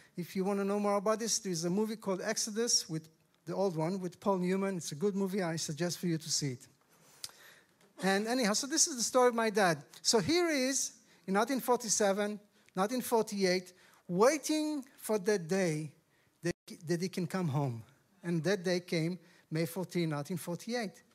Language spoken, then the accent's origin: English; Tel Aviv, Tel Aviv District, Israel; I come from Israel